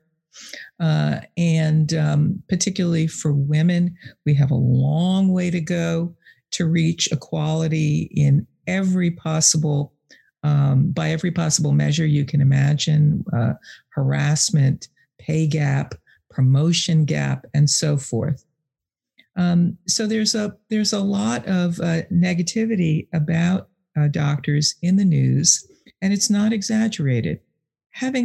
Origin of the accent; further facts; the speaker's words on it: New York, United States; moved away as an adult; also born or lived in Boston area; now in Boston, United States; I grew up in New York, but I've lived here in the Boston area for 30 years